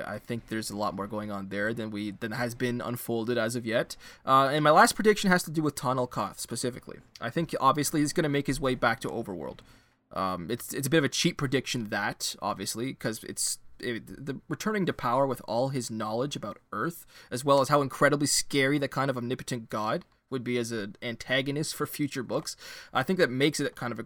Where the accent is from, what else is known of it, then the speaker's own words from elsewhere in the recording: Canada; as a Canadian